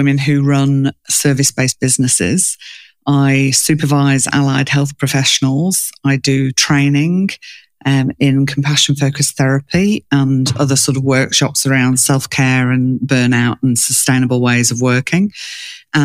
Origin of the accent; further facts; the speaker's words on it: England, United Kingdom; moved away as an adult; now in Australia; I grew up in England, but I live in Australia